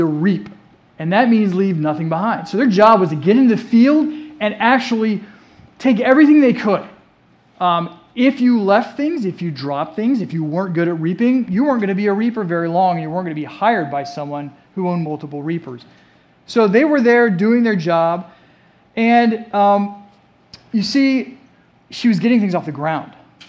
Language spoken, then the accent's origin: English; Germany; You know, growing up, I grew up in Germany. And I was with my dad a lot, whether he was wearing his army uniform